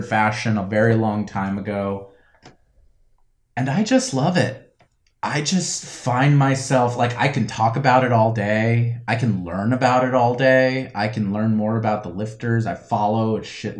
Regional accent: Florida, United States; I grew up in Florida, which is the only state where weightlifting is a varsity sport

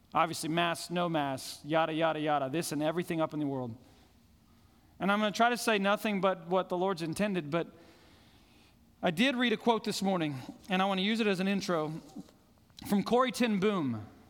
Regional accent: Fort Collins, Colorado, United States; where I grew up in Fort Collins, I could look up and see Long's Peak every single morning of my life.

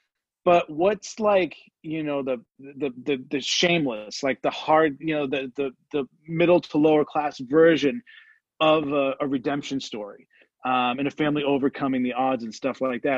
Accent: Boston, Massachusetts, United States; I'm from Boston

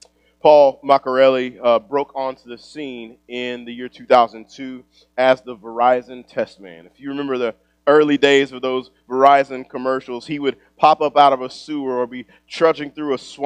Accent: East Texas, United States; moved away; also born or lived in Kansas City; I grew up in East Texas.

